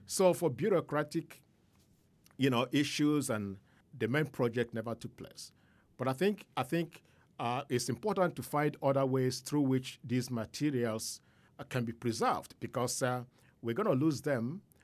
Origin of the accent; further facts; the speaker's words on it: Nigeria; moved away as an adult; now in Milwaukee, United States; as a Nigerian in, in, and as an Igbo in, in the United States